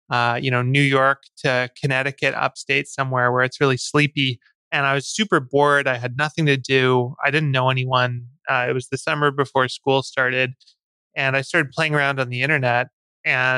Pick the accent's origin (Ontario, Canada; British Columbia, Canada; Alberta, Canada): British Columbia, Canada; Vancouver; also born or lived in Victoria, Canada; So I grew up in Vancouver, Canada